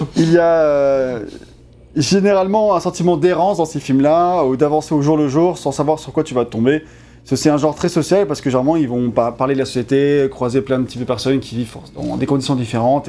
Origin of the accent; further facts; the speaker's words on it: France; on est français